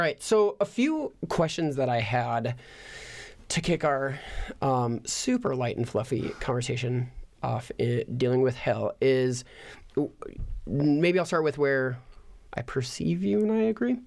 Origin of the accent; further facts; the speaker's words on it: United States; an American